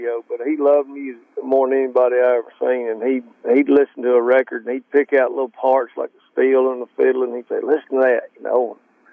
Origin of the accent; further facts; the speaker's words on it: Georgia, United States; moved away; I grew up in Georgia.